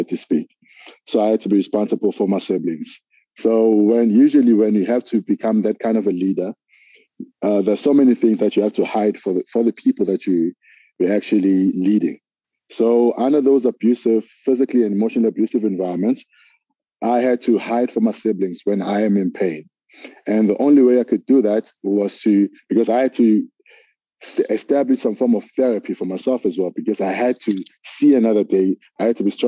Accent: Durban, KwaZulu-Natal, South Africa; I'm from Durban, KZN in South Africa, from a small township called Lamontville.

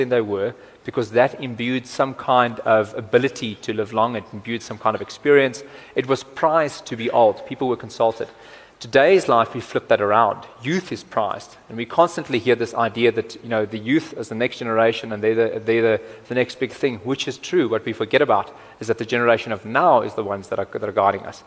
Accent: Cape Town, Western Cape, South Africa; I'm also from Cape Town

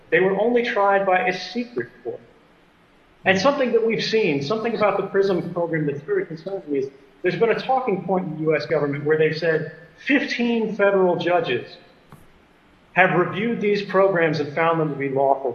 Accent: United States; I'm an American and I'm a citizen

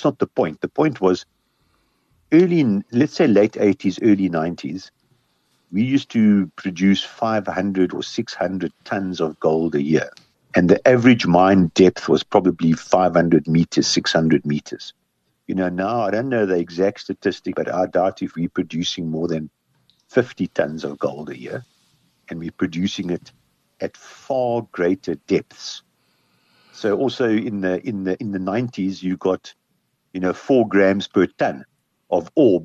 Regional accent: South Africa; we grew up on gold in South Africa

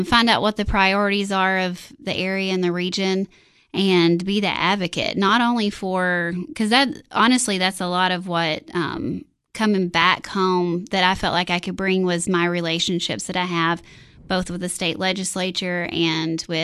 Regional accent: Monterey, Tennessee, United States; moved away as an adult; also born or lived in Nashville, Tennessee; I grew up in Monterey on hog, tobacco, and cattle farm, and all of our families here

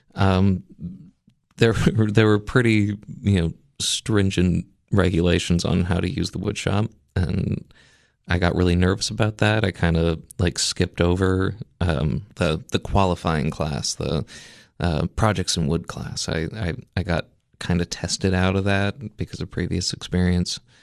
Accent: outside of Memphis, Tennessee, United States; moved away as an adult; also born or lived in Maine; I was originally, you know, born in Maine, but I was raised outside of Memphis, Tennessee

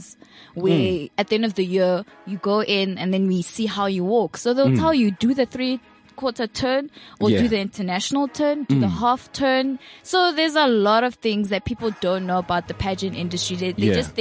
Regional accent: Carletonville, Gauteng, South Africa; moved away as an adult; also born or lived in Pretoria; I grew up in Carltonville

